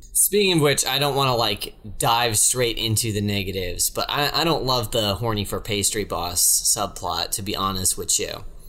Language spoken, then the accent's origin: English; the South, United States; I'm from the South